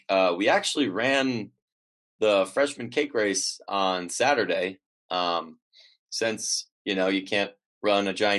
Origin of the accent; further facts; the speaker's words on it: Midwest, United States; moved away; I'm a Midwesterner